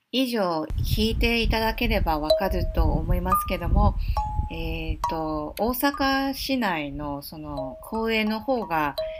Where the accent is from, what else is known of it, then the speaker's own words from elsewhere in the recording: Taipei, Taiwan; now in Osaka, Japan; 台北、台湾台北の中心部生まれ育ちなので